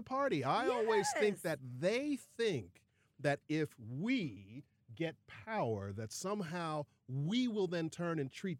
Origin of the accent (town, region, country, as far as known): Chicago, Illinois, United States; born or raised there